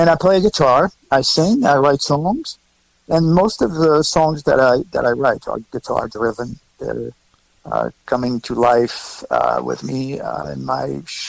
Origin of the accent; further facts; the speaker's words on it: France; moved away as an adult; now in New York City, United States; I was born in France. I was born right outside of Switzerland in the Alps. Okay. Awesome. So I went to school there, went to the Conservatory of Music in Geneva.